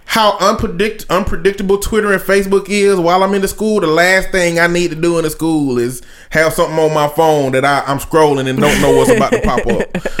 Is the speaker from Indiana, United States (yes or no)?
no; Alabama, United States; accent: country